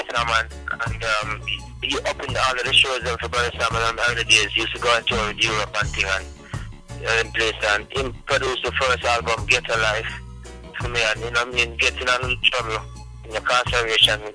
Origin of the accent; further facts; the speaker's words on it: Montego Bay, Saint James, Jamaica; also born or lived in Hanover, Jamaica / Kingston, Jamaica; grew up in Montego Bay, from about like a year old, and less than a year old